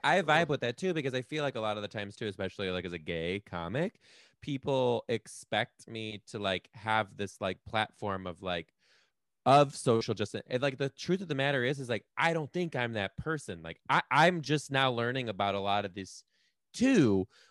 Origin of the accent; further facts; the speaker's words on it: Detroit, Michigan, United States; moved away as an adult; also born or lived in Chicago; now in Seattle, United States; I'm from Detroit